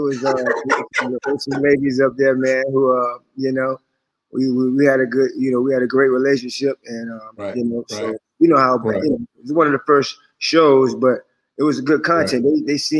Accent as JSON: {"language": "English", "town": "Jacksonville", "region": "Florida", "country": "United States", "tie": "born or raised there", "also_born_or_lived": "Germany", "said": "I went to middle school and high school in Jacksonville, over on the north side, Moncrief, you know what I'm saying? So it's like the neighborhood, the real north side, the real Crenshaw of Jacksonville. That's where I'm from."}